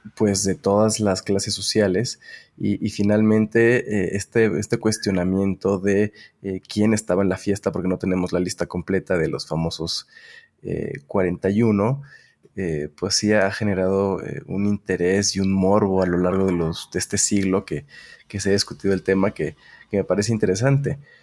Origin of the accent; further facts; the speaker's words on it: Mexico City, Mexico; also born or lived in Delaware, United States / Puebla; nací en Delaware, en Estados Unidos, pero eh, vine a vivir a México como a los tres meses de nacer, entonces eh, pues realmente no, me siento gringo. Eh, crecí toda mi vida en, la Ciudad de México